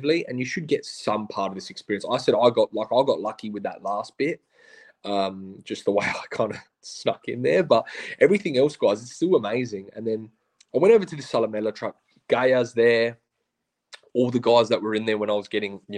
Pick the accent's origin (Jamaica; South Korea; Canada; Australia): Australia; we're Australian